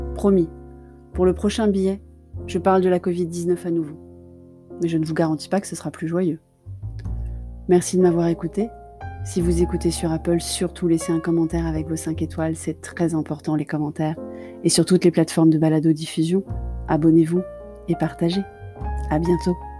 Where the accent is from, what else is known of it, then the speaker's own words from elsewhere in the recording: Paris, Île-de-France, France; parisienne de cœur